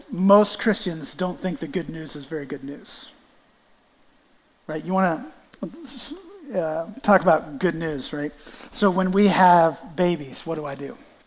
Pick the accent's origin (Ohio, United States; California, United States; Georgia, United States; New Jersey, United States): Ohio, United States; Canton; I'm from Canton, Ohio